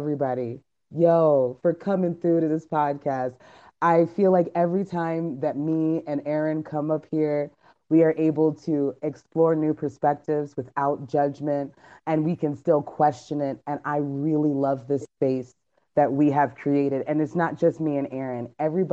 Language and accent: English; United States; I was born here, and I actually have never been to Jamaica. My mom is from Jamaica, my dad is from the Bahamas